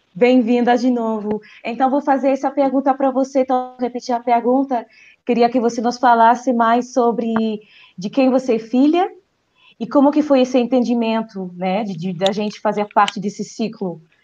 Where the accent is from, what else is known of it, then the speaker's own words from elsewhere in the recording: France; Portuguese is a second language; Eu não sou brasileira, gente, ninguém perfeito, eu sou francesa.